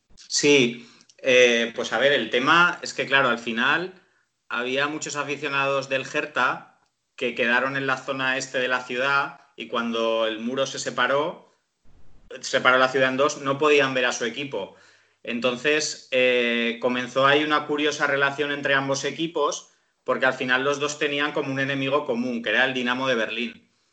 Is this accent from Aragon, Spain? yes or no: yes; Zaragoza, Aragon, Spain; yo soy de Zaragoza